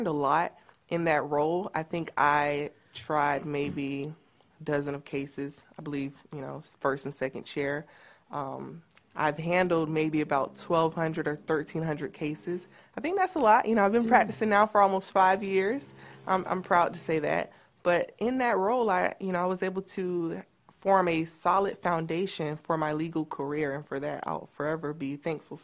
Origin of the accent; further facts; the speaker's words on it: Newberry, Florida, United States; also born or lived in Gainesville, Florida; I grew up in Newberry for the most part of my life